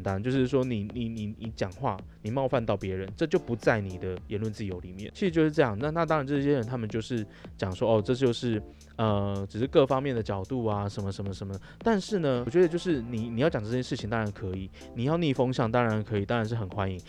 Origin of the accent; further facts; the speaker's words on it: Taiwan; 我们台湾人